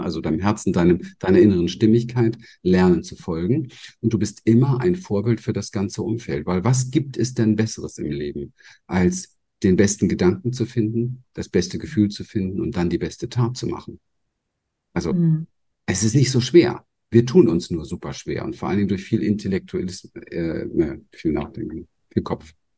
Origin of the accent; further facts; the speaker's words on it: Berlin, Germany; moved away; ich bin im Hinterhof von Berlin aufgewachsen